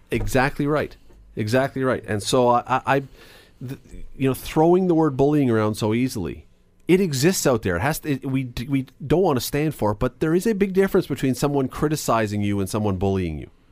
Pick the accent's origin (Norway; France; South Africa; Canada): Canada